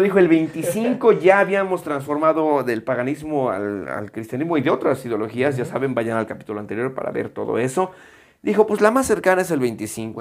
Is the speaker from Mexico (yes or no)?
yes; Mexico; los que somos de la República Mexicana